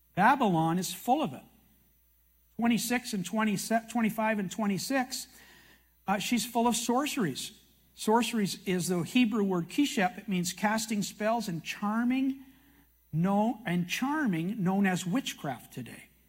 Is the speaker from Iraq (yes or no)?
no; Canada; I'm a Canadian